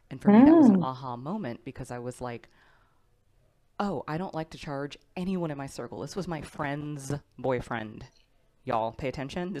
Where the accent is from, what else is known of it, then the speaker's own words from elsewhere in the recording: Texas, United States; I grew up in Texas